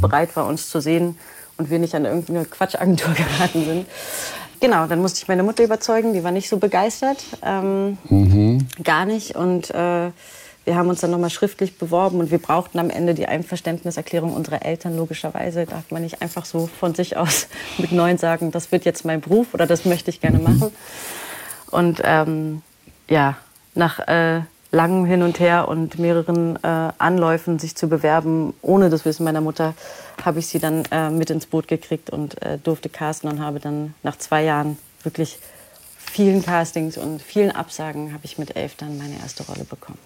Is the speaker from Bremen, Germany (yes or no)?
no; Berlin, Germany; also born or lived in New Zealand; Ich bin, genau, geboren und aufgewachsen in Berlin.